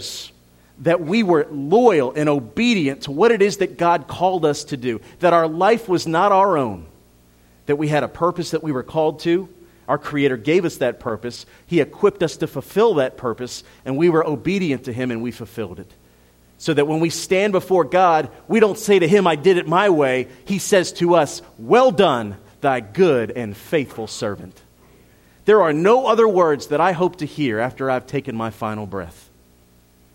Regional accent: Philadelphia, Pennsylvania, United States; moved away; I'm Italian. I'm from Philadelphia.

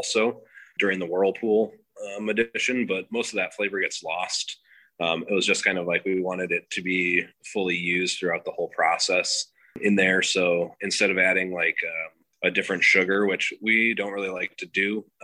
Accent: Madison, Wisconsin, United States; I grew up in Madison, Wisconsin

